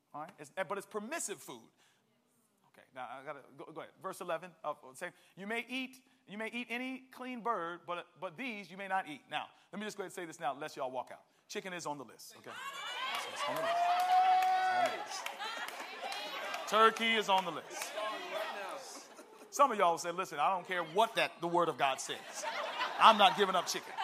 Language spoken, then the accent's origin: English; Maryland, United States; I'm from Maryland